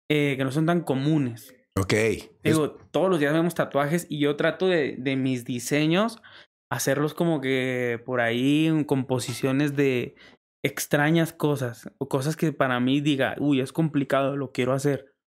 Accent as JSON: {"language": "Spanish", "town": "Lerdo", "region": "Durango", "country": "Mexico", "said": "Lerdo Durango."}